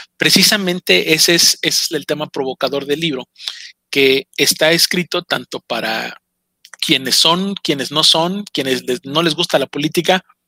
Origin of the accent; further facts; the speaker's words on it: Mexico; como el mexicano